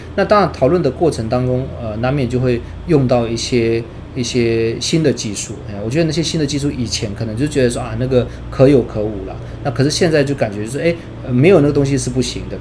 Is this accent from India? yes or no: yes; India; now in Taiwan; 我小时候其实是在印度长大的